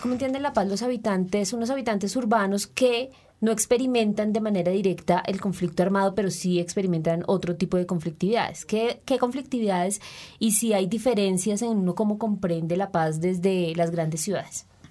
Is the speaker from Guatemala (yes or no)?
no; Colombia; como colombianos